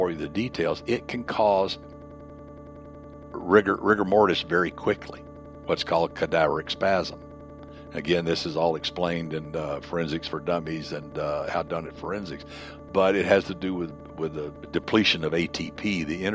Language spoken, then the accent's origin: English; the South, United States; growing up in the South